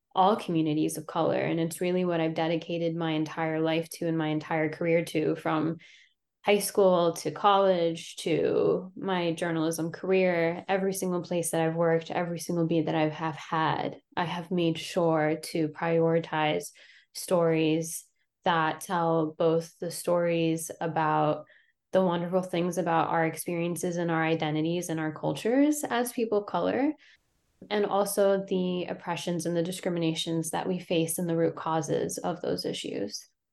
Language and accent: English; Ohio, United States; moved away as an adult; also born or lived in Lebanon / Albany, New York / Houston, Texas; now in Philadelphia, United States; So I'm from Lebanon, but I grew up in Ohio